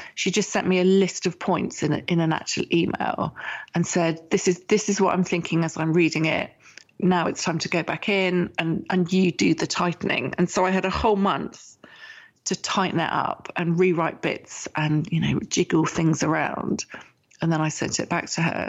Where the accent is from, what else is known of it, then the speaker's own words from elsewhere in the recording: England, United Kingdom; I'm English and I was writing with my um, British English